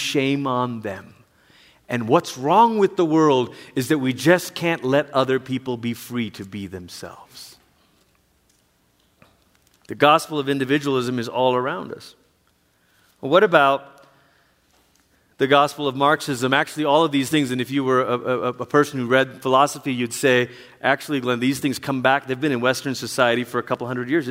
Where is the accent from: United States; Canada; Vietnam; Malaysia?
Malaysia; moved away; Growing up in Malaysia, where there's many different religions in Malaysia